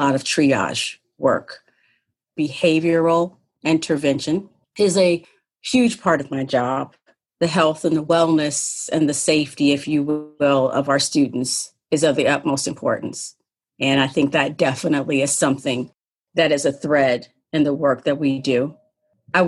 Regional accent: Ohio, United States; moved away as an adult; now in Massachusetts, United States; I am from Ohio, small town in Ohio

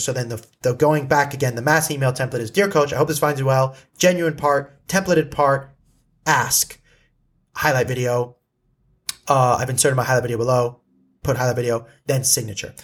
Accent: Malibu, California, United States; I grew up in Malibu

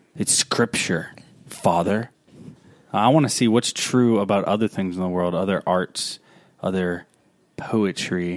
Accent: Baton Rouge, Louisiana, United States; now in Vacherie, United States; Baton Rouge, my hometown

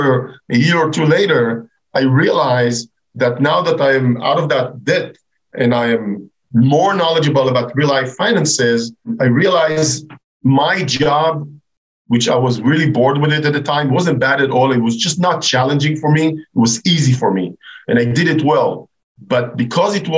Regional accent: Israel; moved away as an adult; I'm originally from Israel

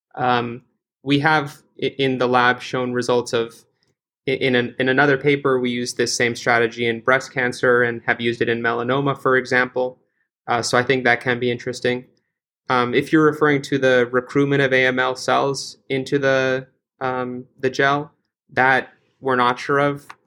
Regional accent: California, United States; now in Boston, United States; I'm originally from California

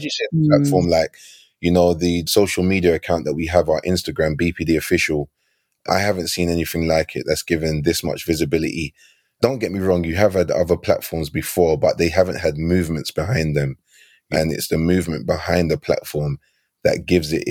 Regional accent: London, United Kingdom; I grew up in Battersea

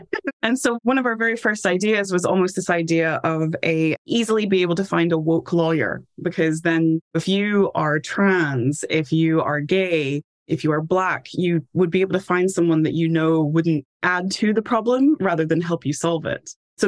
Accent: Tennessee, United States; moved away as an adult; now in United Kingdom; Background is I'm from Tennessee originally, and I did my bachelor's degree at a university that had a great study abroad, ended up in Scotland studying abroad.

